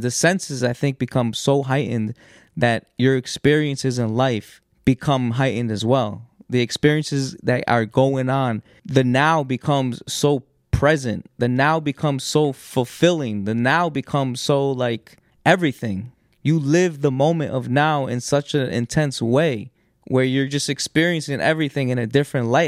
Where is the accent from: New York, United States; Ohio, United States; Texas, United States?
New York, United States; growing up in New York, in these states, in these public schools